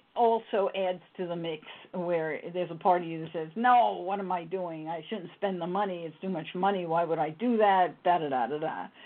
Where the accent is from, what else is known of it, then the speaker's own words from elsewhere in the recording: New York City, New York, United States; I wasn't born in the Bronx, but I grew up in the Bronx